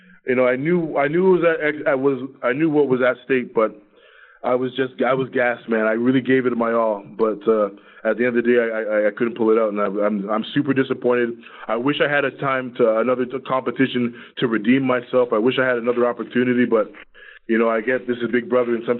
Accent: Toronto, Ontario, Canada; We're both from Toronto

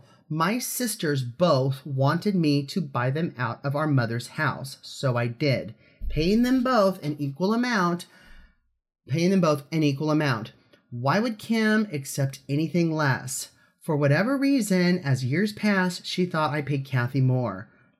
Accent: Los Angeles, California, United States; I'm from Los Angeles and I miss it.

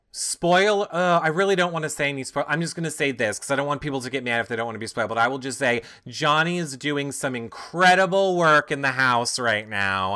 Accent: New York, United States; I'm from New York. We call them gyros

